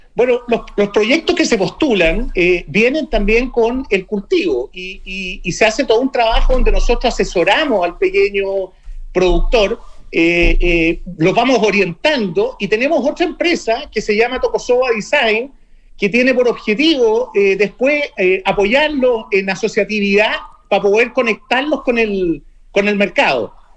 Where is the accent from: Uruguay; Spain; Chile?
Chile; Santiago, Santiago Metropolitan Region; yo soy de Santiago